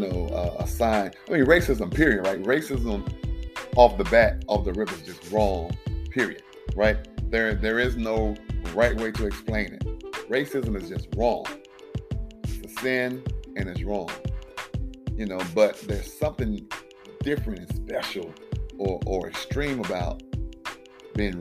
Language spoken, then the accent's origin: English; South Carolina, United States; I grew up in South Carolina